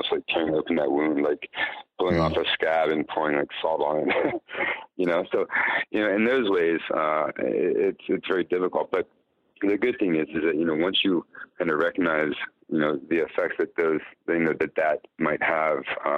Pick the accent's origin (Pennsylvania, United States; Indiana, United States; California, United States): Pennsylvania, United States; York; moved away as an adult; also born or lived in Washington, D.C. area / Virginia / Bethesda, Maryland / Miami Beach, Florida; now in Chicago, United States; I grew up in York, Pennsylvania.